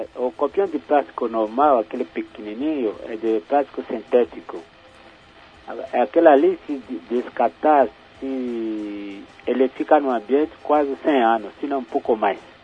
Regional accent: Benin; moved away as an adult; now in Campinas, Brazil; eu sou da República do Benin, é um país africano, mas estou na universidade, estou em Campinas há 20 anos já

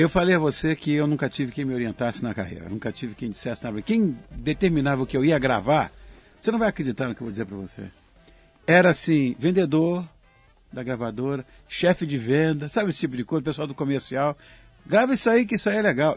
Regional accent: Rio de Janeiro, Brazil; Quando eu era garoto, imagina, em Copacabana

